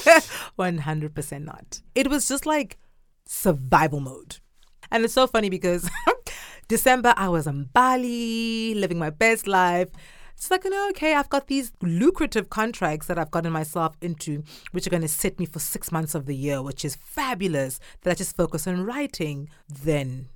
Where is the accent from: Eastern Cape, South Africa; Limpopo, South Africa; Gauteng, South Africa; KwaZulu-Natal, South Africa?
KwaZulu-Natal, South Africa; Durban; first language Zulu; English is a second language; now in China; I'm from South Africa, grew up in a city called Durban